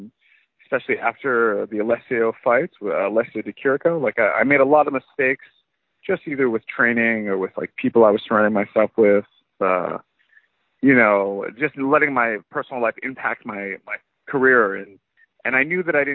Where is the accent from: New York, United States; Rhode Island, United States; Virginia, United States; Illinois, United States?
Rhode Island, United States; moved away as an adult; now in Canada; Tom Lawler is also a wrestler who I grew up training with in Rhode Island